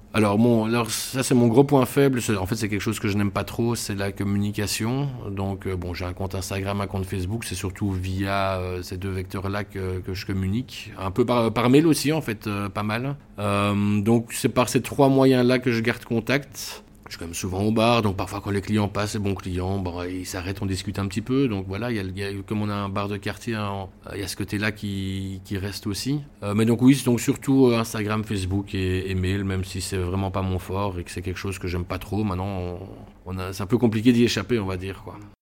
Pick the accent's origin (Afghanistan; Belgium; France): Belgium; Brussels, Brussels-Capital Region; je suis bruxellois de toujours